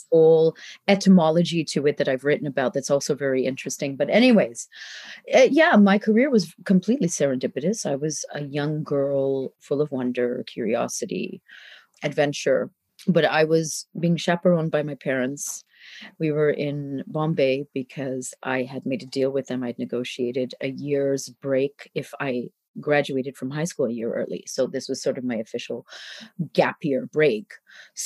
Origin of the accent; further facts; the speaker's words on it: Canada; moved away as an adult; also born or lived in India; when I was growing up in Canada